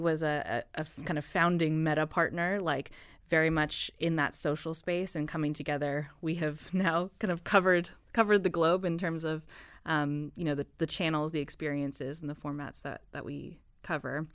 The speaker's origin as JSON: {"language": "English", "country": "United States", "moved": "as an adult", "said": "I am an American citizen"}